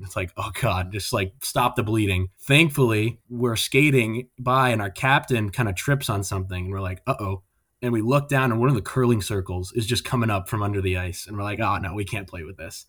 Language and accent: English; Albuquerque, New Mexico, United States; moved away as an adult; also born or lived in Daytona Beach, Florida; I grew up in Albuquerque, New Mexico, which is kind of a non-traditional hockey market